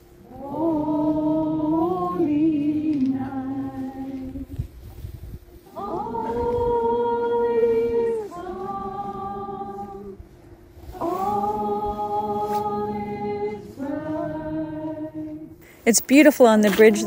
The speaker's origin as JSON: {"language": "English", "area": "Gitwinksihlkw", "region": "British Columbia", "country": "Canada", "said": "I am from Gitwingsik, British Columbia"}